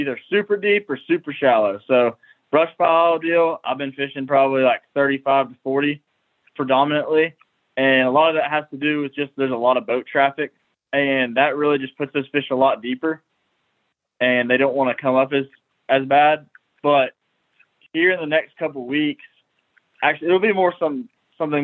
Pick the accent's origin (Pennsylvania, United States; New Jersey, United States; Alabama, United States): Alabama, United States; Lake Martin; growing up on Lake Martin